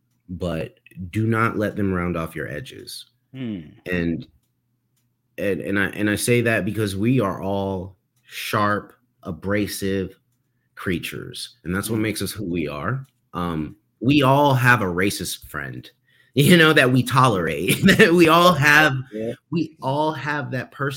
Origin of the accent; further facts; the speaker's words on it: New York City, New York, United States; I'm from Harlem